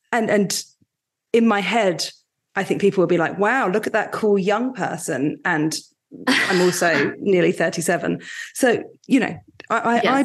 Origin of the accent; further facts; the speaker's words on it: Mountain Lakes, New Jersey, United States; Yes, I grew up in New Jersey.